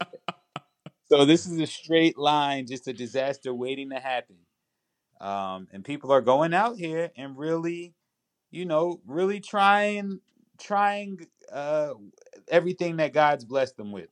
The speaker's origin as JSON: {"language": "English", "region": "New York", "country": "United States", "tie": "born or raised there", "said": "I was in the inner city, man, the, the part of New York"}